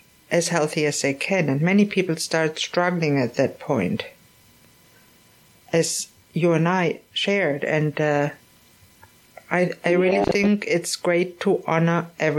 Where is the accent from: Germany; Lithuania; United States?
Germany; moved away; I always think of the experience as a growing up in Germany